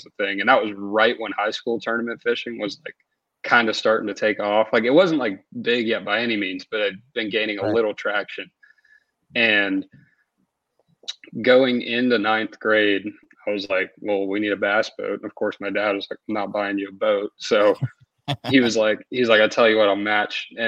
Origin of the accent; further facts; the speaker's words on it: Marietta, Georgia, United States; also born or lived in Denmark; we moved over here when I was a year old for my dad's job